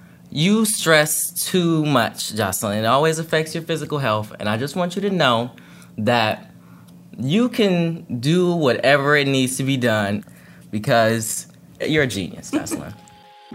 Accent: Detroit, Michigan, United States; I'm 17. I'm from Detroit. How long have you lived here? My entire life. I've been in one home my entire life.

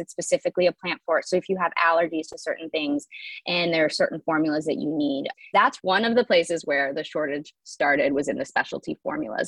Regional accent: Michigan, United States; moved away as an adult; now in New York, United States; I grew up in Michigan, um, but pretty much right after high school moved away i've been living in new york for you know the better part of the last like 10 to 15 years

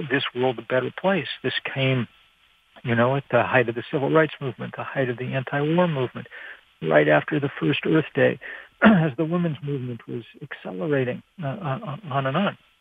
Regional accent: Lexington, Massachusetts, United States; where I'd grown up, not so much Lexington in particular, or not just Lexington in particular, but in the American suburb

